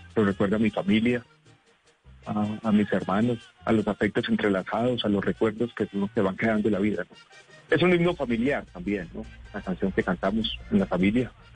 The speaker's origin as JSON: {"language": "Spanish", "town": "Medellín", "region": "Antioquia", "country": "Colombia", "tie": "born or raised there", "said": "yo crecí en Medellín en un momento muy difícil"}